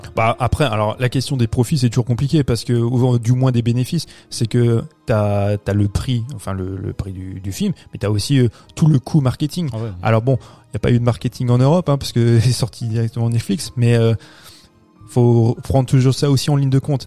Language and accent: French; France; chez nous en France